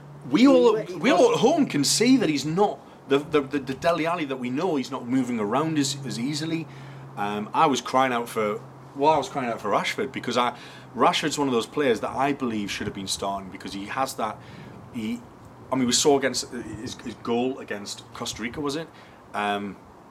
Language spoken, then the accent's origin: English; Newcastle upon Tyne, North East England, United Kingdom; I'm a Geordie